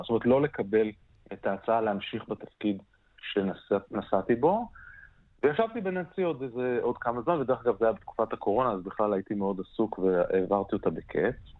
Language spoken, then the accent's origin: Hebrew; Israel; moved away; אני בתור ישראלי, במעט הפעמים שעבדתי בארץ